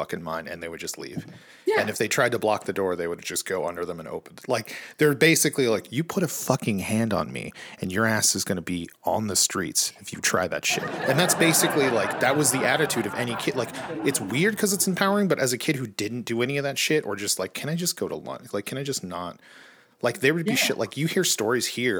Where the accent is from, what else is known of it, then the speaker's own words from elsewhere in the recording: California, United States; I grew up in California